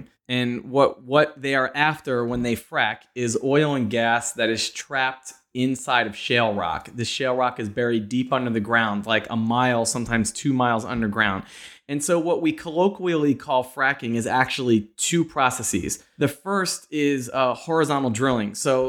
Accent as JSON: {"language": "English", "region": "Pennsylvania", "country": "United States", "said": "I'm from Pennsylvania. And so as it picked up there and I started hearing it being referred to as the Saudi Arabia of natural gas, I was very curious and a bit alarmed about what was happening in my home state."}